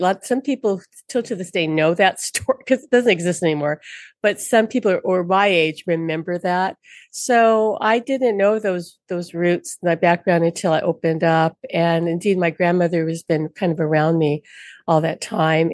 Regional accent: Honolulu, Hawaii, United States; from Honolulu, born and raised in Hawaii on Oahu.

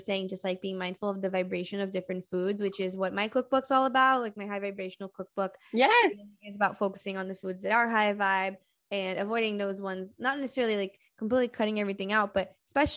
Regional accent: Brazil; moved away; I'm from Brazil

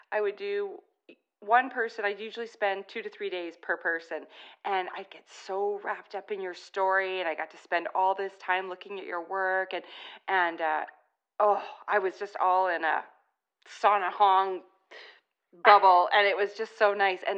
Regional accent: California, United States; also born or lived in Korea; I was born in California.

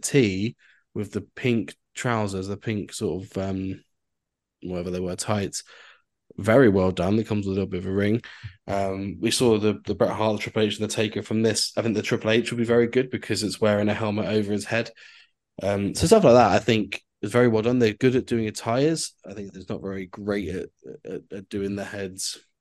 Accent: Cornwall, South West England, United Kingdom; Being a being a Cornish boy

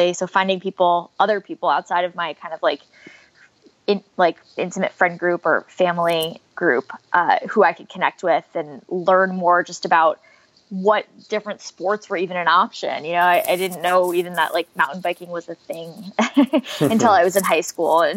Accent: New Jersey, United States; I grew up in New Jersey. So the town I'm from is about an hour from New York City.

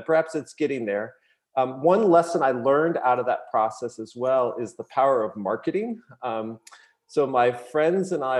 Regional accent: Massachusetts, United States; also born or lived in Los Angeles, California; I was actually born in LA, lived there for a few years, but I basically grew up here in Massachusetts

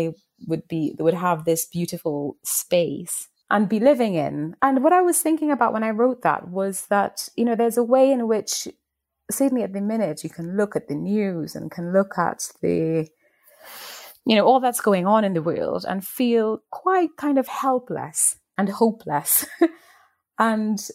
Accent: Trinidad & Tobago; moved away as an adult; in Trinidad, where I grew up

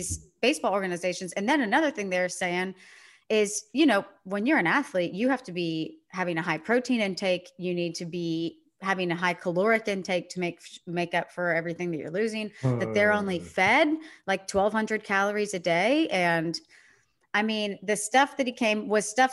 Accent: Sugar Land, Texas, United States; my hometown, the Sugarland Skeeters

